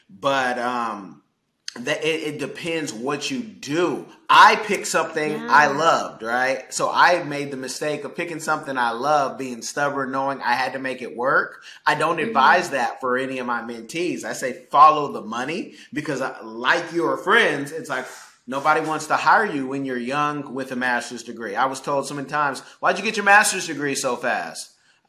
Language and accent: English; California, United States; the Bay Area, so it was always